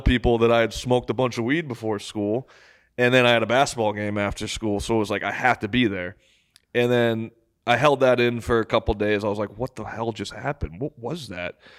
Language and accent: English; Massachusetts, United States; I'm from Massachusetts.